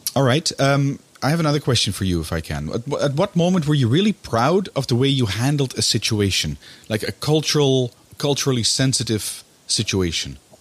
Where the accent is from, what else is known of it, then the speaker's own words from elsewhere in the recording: Netherlands; now in Brussels, Belgium; my, my home country, which is the Netherlands